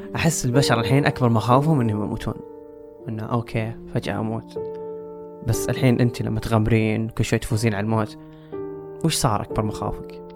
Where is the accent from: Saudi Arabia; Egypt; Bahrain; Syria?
Saudi Arabia; هنا عندنا في السعودية